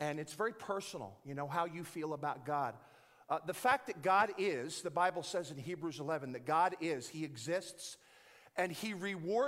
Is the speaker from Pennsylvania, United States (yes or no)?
yes; Philadelphia, Pennsylvania, United States; moved away as an adult; now in Dallas, United States; I'm from Philadelphia, in West Philadelphia, born and raised.